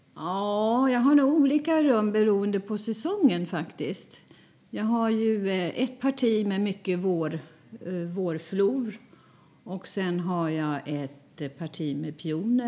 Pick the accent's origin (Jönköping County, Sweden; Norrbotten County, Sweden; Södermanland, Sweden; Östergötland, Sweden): Södermanland, Sweden; Flen; moved away as an adult; now in Stockholm, Sweden; Jag är född och uppvuxen i Flen